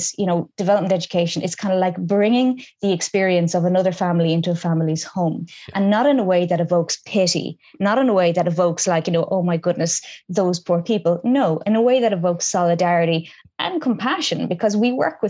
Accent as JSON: {"language": "English", "country": "Ireland", "tie": "born or raised there", "said": "Ireland is a much more diverse country now than it was when I was growing up"}